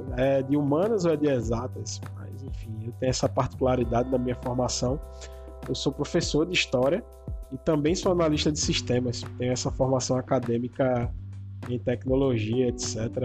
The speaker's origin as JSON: {"language": "Portuguese", "town": "Vitória de Santo Antão", "region": "Pernambuco", "country": "Brazil", "said": "Eu sou de Vitória de Santo Antônio, que fica mais ou menos aí uns 50 quilômetros da, de Recife"}